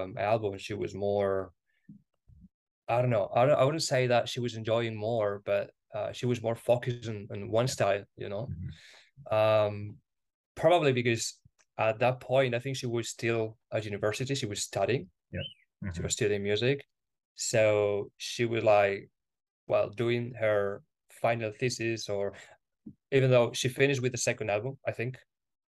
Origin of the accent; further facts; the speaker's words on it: Spain; English is a second language; also born or lived in Granada, Spain / United Kingdom; here in Spain